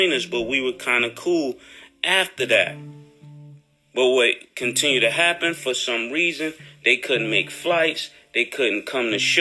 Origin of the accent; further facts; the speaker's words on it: New York City, New York, United States; I'm from Harlem